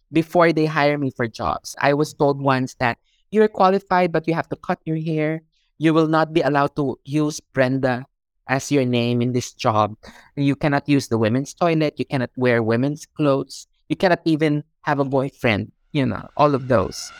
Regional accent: Philippines; moved away as an adult; now in Hong Kong; I was born in the Philippines. I also grew up in the Philippines

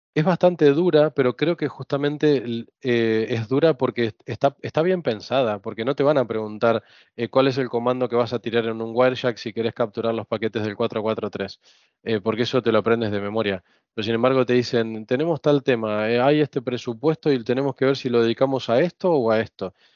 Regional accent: Buenos Aires, Argentina; moved away as an adult; now in Spain; crecer en Argentina, en Buenos Aires sobre todo

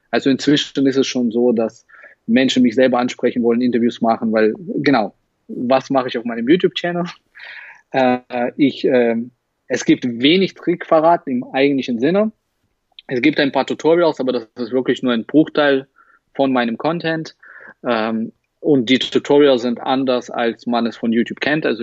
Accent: Russia; now in Halle, Germany; Äh, Russland. Ich komme aus Russland.

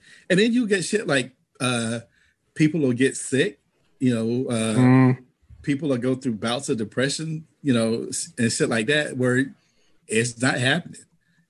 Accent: the South, United States; I'm from the South.

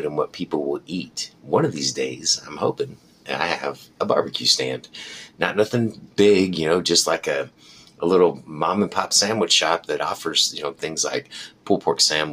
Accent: United States; This is the way that as an American, we eat, and we like it like this

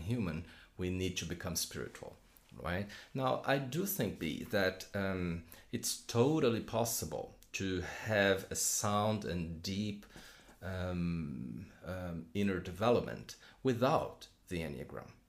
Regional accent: São Paulo, Brazil; moved away as an adult; now in London, United Kingdom; I am from Brazil, from Sao Paulo. Uh, although right now I live in London with my wife and kids uh, since two- 2016

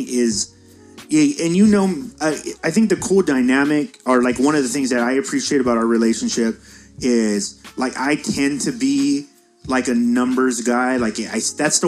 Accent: United States; as an American

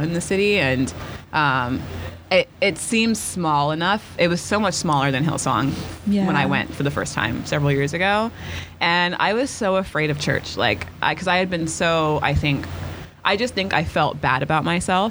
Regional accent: Houston, Texas, United States; moved away as an adult; also born or lived in Austin / Los Angeles; now in New York, United States; I grew up in Lakewood in Houston.

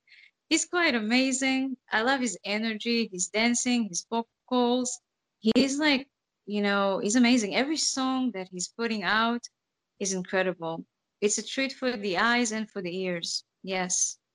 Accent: Uzbekistan; born there; I was born in Uzbekistan, and I'm coming from an educated and conservative family.

